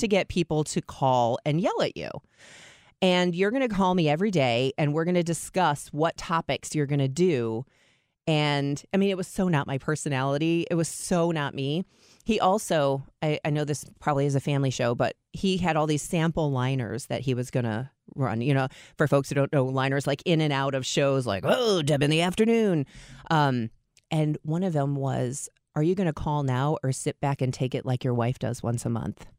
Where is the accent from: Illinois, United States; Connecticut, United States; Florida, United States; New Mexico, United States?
Illinois, United States; Chicago; now in Saint Louis, United States; I grew up in Chicago